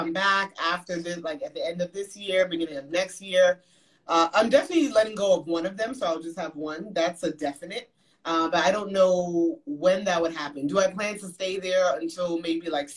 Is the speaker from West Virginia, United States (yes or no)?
no; New York City, New York, United States; moved away as an adult; now in Dallas, United States; we grew up in Brooklyn, New York